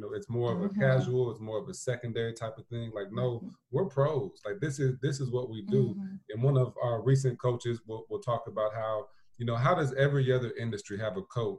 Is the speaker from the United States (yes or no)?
yes; South Bend, Indiana, United States; my home school district from when I was growing up in South Bend Schools, their handbook hadn't been updated since the 80s.